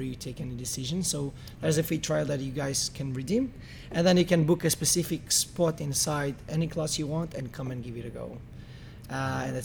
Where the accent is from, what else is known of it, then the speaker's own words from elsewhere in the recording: Algarve, Portugal; moved away as an adult; also born or lived in Bermuda; now in Dubai, United Arab Emirates; I was born in Bermuda mm-hmm. by accident, but my parents are Portuguese, and since I'm 3 years old, I live in the Algarve